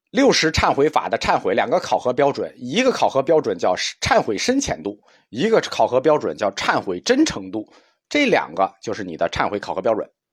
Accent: China; 我们中国人终极的可以期待的美好世界

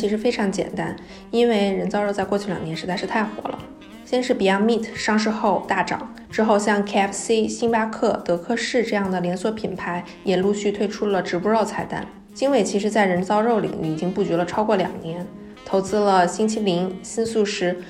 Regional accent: China; 我们中国人

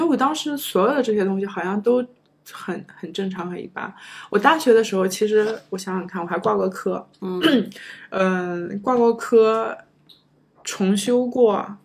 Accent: China; moved away as an adult; also born or lived in United States; 中国学生，我们

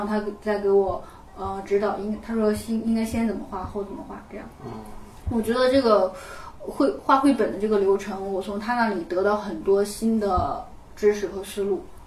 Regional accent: China; 作为一个，呃，中国人

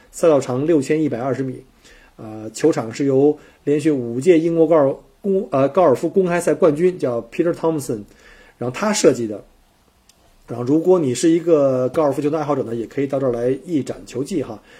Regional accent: China; now in Australia; 我们中国人

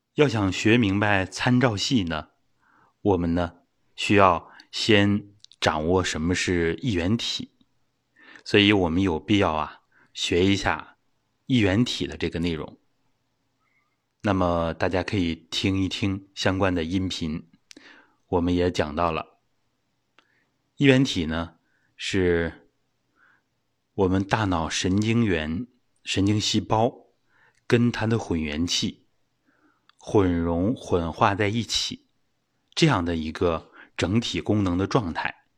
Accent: China; 我们中国人对亲情的观念跟外国人就不一样。

